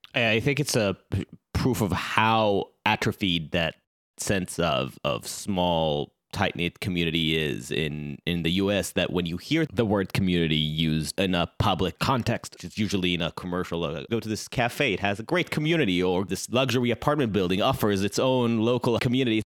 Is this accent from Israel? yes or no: yes; Israel; I grew up in Israel